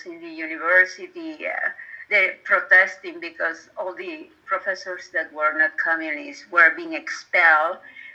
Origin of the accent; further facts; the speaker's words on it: Havana, Cuba; English is a second language; moved away as an adult; I was born in Havana on December 8, 1939. I spent the first 21 years of my life always in Cuba, in Havana